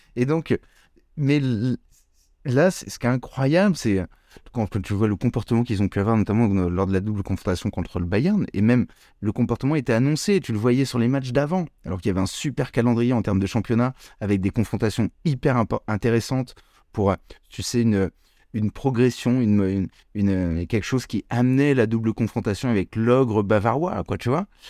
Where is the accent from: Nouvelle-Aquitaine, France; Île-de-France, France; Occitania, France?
Île-de-France, France; Paris; je suis né à Paris, je vis à Paris.